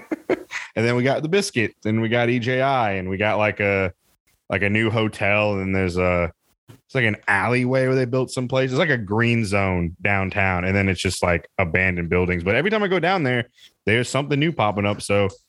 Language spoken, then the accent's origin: English; Montgomery, Alabama, United States; I was born and raised and still am here in Montgomery.